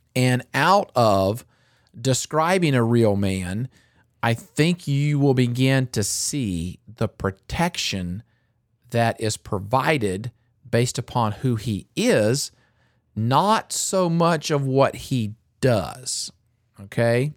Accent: North Carolina, United States; I grew up in North Carolina

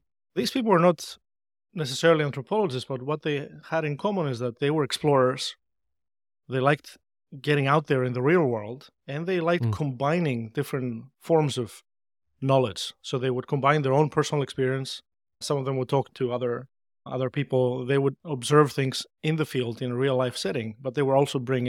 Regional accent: Greece; And growing up in Greece, this was the time before the internet was widely available, just a few years prior to that.

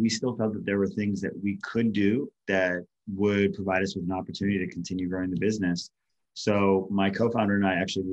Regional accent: Hawaii, United States; being isolated and lonely growing up in Hawaii

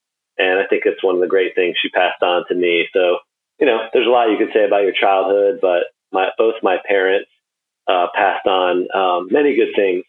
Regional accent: Wilmington, North Carolina, United States; also born or lived in upstate New York / Midwest; I was born in upstate New York and did a stint in the Midwest. But most of my growing up years was in Wilmington, North Carolina

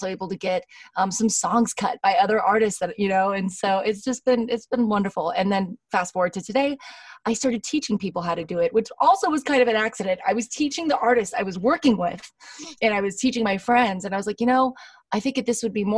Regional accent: Los Angeles, California, United States; I am from Los Angeles, California.

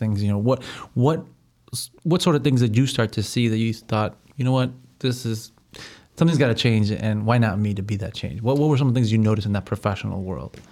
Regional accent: United States; I'm from here, I was born and raised here

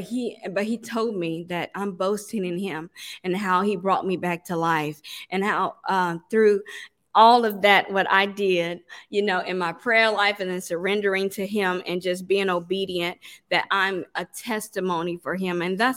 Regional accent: Mississippi, United States; now in Atlanta, United States; when I moved to Atlanta, you know, I'm from Mississippi.

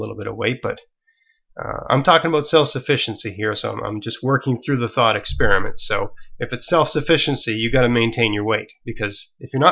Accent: Canada; I'm a Canadian

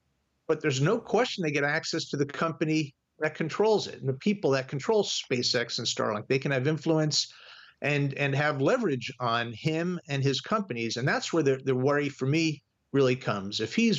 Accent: Virginia, United States; my home state of Virginia

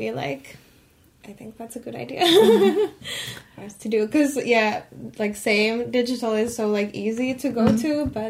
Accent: Finland; I'm from Finland and I also live in the Helsinki area.

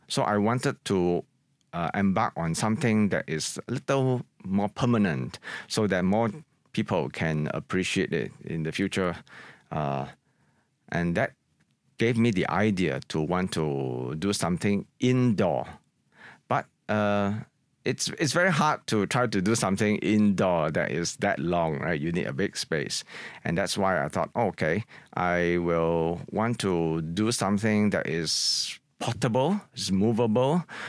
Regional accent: Singapore; my experiences when I was growing up in Singapore, in particular Chinatown, where I really grew up in the 1970s

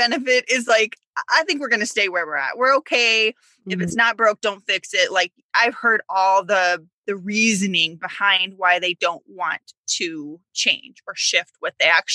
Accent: Illinois, United States; also born or lived in Wisconsin; I grew up in Illinois

